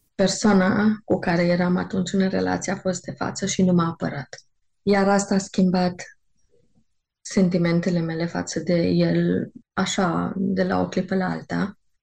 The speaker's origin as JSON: {"language": "Romanian", "town": "Târgu Mureș", "region": "Mureș County", "country": "Romania", "tie": "born or raised there", "said": "Știu că încă eram la liceu, știu că în Târgu Mureș um, când se făcea evangelizări, eram prezent la evangelizări"}